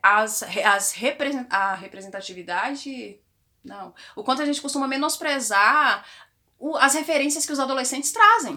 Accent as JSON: {"language": "Portuguese", "town": "Posse", "region": "Goiás", "country": "Brazil", "tie": "born or raised there", "said": "eu era adolescente na igreja evangélica na cidade de interior, que foi onde eu nasci, em Posse, oh, Goiás"}